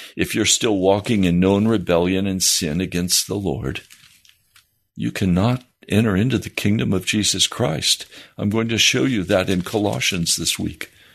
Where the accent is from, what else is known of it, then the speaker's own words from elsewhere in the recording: United States; Most of us growing up in the American church also grew up in the American culture